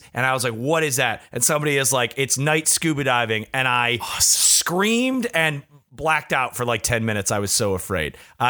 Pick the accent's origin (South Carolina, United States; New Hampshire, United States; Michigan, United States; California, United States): Michigan, United States; I grew up in Michigan. It's surrounded by water on three sides.